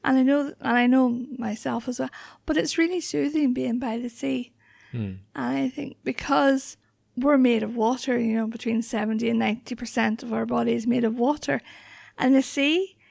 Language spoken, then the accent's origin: English; Northern Ireland, United Kingdom; I'm originally from County Antrim, so yeah. I grew up just outside Belfast in the Troubles, in the height of the Troubles.